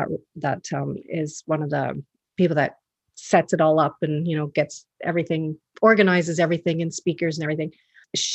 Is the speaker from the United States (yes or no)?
no; Canada; I'm Canadian, so I say Jabez